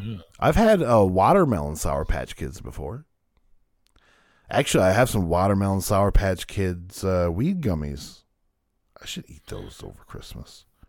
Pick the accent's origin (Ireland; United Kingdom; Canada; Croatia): Canada; I'm Canadian.